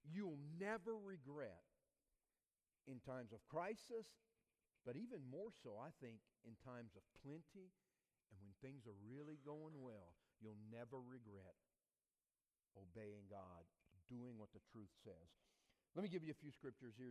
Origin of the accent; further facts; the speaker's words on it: southeast Louisiana, United States; moved away as an adult; also born or lived in Georgia; I was born and raised in southeast Louisiana, Cajun culture